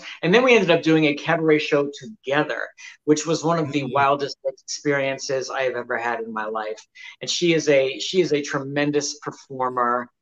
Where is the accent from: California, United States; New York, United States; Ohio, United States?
New York, United States; New York City; I'm from New York. I was mm-hmm. born and raised in the Bronx.